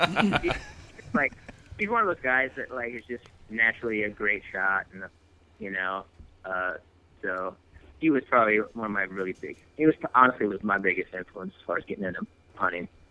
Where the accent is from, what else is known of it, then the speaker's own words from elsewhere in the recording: Wisconsin, United States; I grew up in Wisconsin, uh, west west central, so between like Eau Claire and Lacrosse.